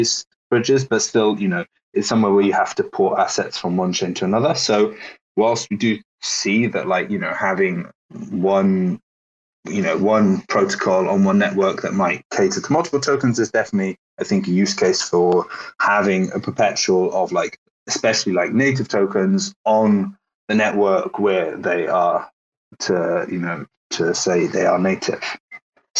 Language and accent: English; Wales, United Kingdom; accent: Welsh; Technically Welsh